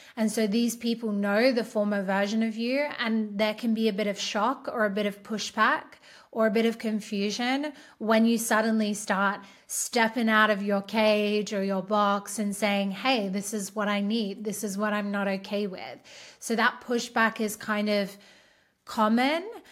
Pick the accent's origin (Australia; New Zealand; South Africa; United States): Australia; I'm Australian